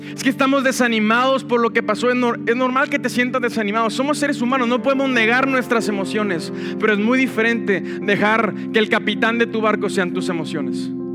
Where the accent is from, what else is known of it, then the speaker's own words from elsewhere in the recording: Monterrey, Nuevo León, Mexico; como Monterrey no hay otro. Esta es nuestra tierra. Yo disfruto mi tierra, disfruto mi ciudad